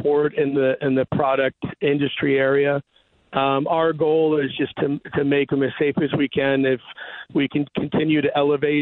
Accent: St. Louis, Missouri, United States; I was from St. Louis.

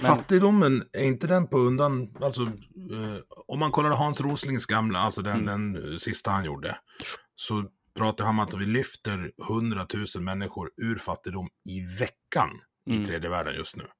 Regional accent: Leksand, Dalarna County, Sweden; jag kommer från Leksand

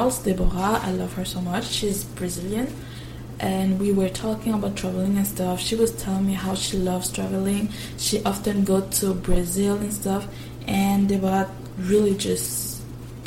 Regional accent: Quebec, Canada; I'm from Quebec, which means I had to do the cégep before going to university

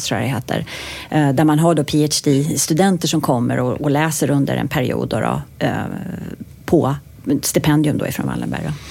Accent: Sweden; also born or lived in United States; för jag är ju svensk också då, men jag är också amerikan

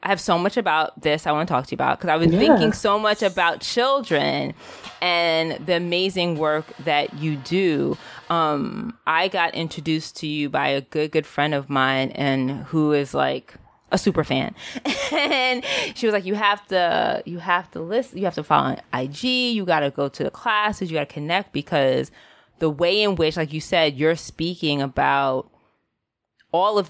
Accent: New York City, New York, United States; I'm a city kid. I grew up in the Bronx in New York

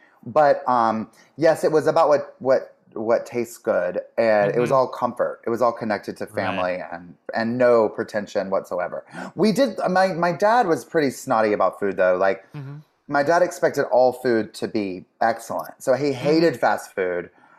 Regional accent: the South, United States; growing up in the South, they really wanted us to have culture. And so they would take us to theater and concerts, like, you know, and opera and whatever would come to town or near, they would take us, we would go to Charlotte, like an hour away.

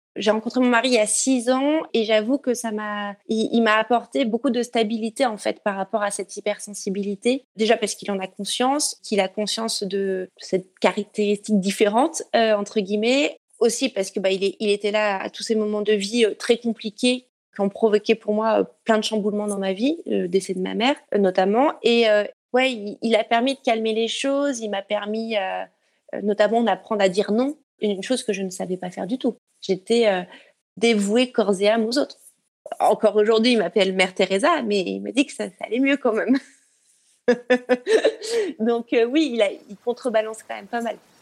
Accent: Briançon, Provence-Alpes-Côte d'Azur, France; also born or lived in near Lyon; now in Lyon, France; je suis née à Briançon, dans les montagnes

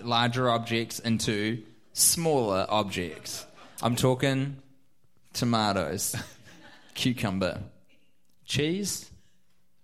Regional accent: New Zealand; accent: New Zealand; I am so self-conscious of my New Zealand accent while I am in the United States

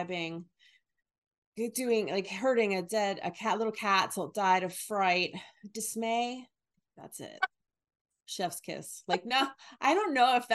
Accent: New Jersey, United States; also born or lived in New York; I'm from New Jersey

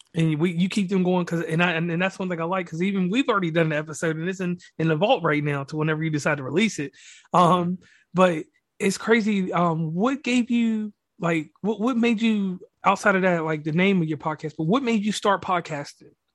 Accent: Virginia, United States; now in West Virginia, United States; I'm a native actually of Virginia

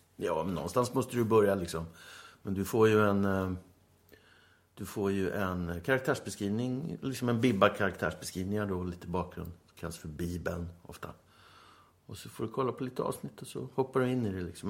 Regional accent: Stockholm, Stockholm County, Sweden; moved away as an adult; now in Åland, Finland; Jag är uppvuxen på Söder, i Tanto

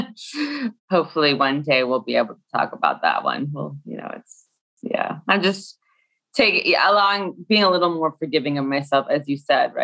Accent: Scottsdale, Arizona, United States; now in Brooklyn, United States; I grew up in Scottsdale

